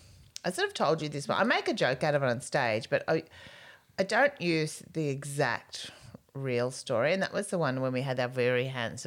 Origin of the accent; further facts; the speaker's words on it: Queensland, Australia; I grew up in Queensland.